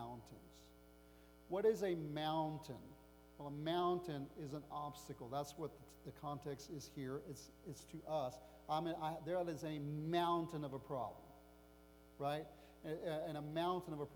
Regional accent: United States; as an American

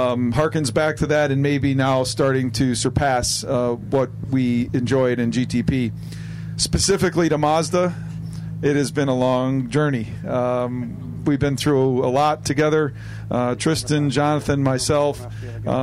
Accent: Chicago, Illinois, United States; I'm from Chicago

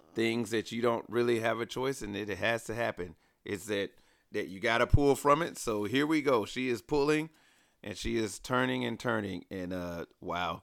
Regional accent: Alabama, United States; moved away; growing up in Alabama

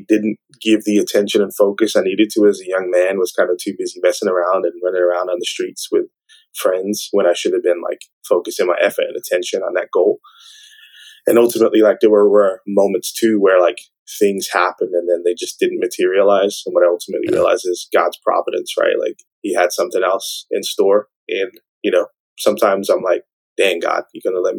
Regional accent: Birmingham, West Midlands, United Kingdom; moved away; I'm originally from Birmingham, England

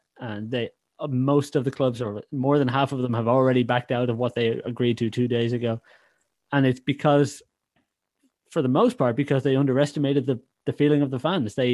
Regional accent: Ireland; can detect my accent, know I'm not from Liverpool, I'm not English, I'm Irish

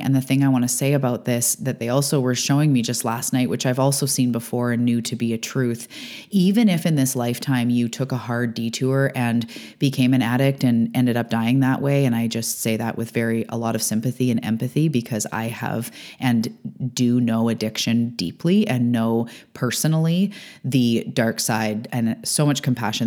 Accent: Canada; also born or lived in Vancouver Island, British Columbia; I'm a Canadian living on the west coast of Canada on Vancouver Island

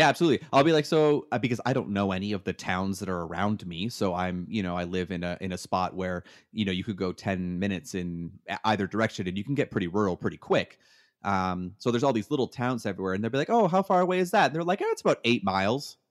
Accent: Canada; moved away as an adult; now in United States; I'm from Canada

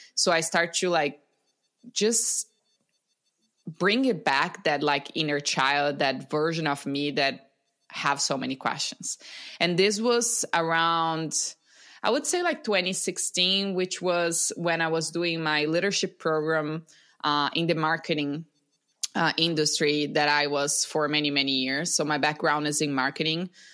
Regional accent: Brazil; I'm from Brazil, born and raised in Brazil

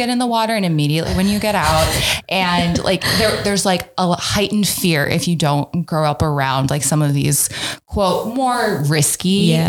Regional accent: Detroit, Michigan, United States; like, well, neither have we, like we're from Detroit.

